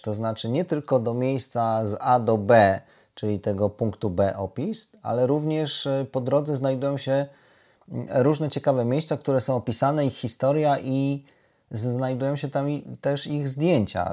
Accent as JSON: {"language": "Polish", "region": "Lublin Voivodeship", "country": "Poland", "moved": "yes", "said": "pochodzimy obydwaj z Lubelszczyzny"}